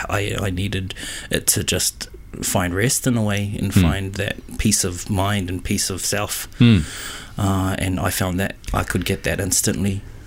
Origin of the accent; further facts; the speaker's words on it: Auckland, New Zealand; born and raised in Auckland City, the North Island of New Zealand.